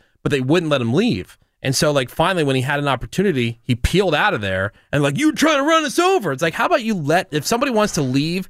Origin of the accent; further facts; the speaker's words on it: New Jersey, United States; I grew up in Jersey